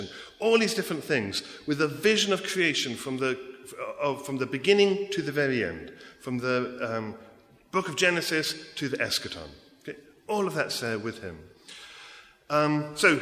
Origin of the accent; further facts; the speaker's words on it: England, United Kingdom; accent: English; moved away as an adult; also born or lived in America; now in United States; I grew up in England